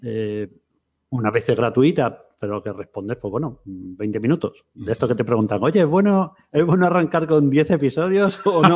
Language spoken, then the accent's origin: Spanish; Madrid, Community of Madrid, Spain; moved away as an adult; also born or lived in Seville; yo vivía en Sevilla, soy de Madrid, pero tiramos bastantes años en Sevilla